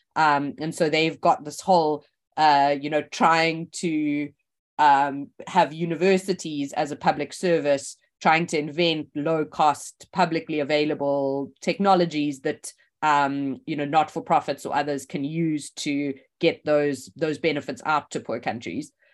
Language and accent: English; South Africa; moved away as an adult; also born or lived in Oxford; I grew up in South Africa